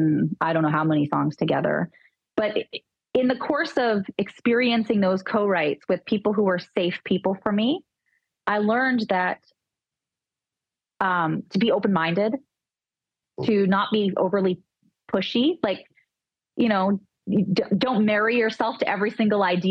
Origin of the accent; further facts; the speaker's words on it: Dauphin, Manitoba, Canada; I grew up in Dauphin, which is four hours north of Winnipeg